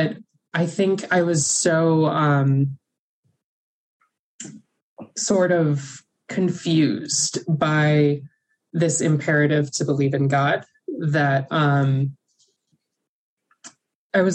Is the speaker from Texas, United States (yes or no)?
no; Birmingham, Alabama, United States; I grew up Catholic in Birmingham, Alabama